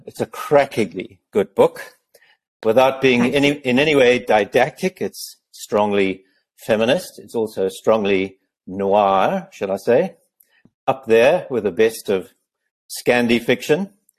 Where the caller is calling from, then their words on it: Cape Town, Western Cape, South Africa; I now have a position as a research associate at the University of the Western Cape here in Cape Town, which is where I'm speaking to you from.